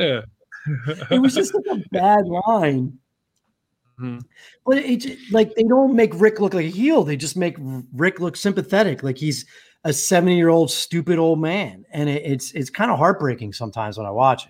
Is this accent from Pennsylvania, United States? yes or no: yes; Philadelphia, Pennsylvania, United States; I'm from Philly.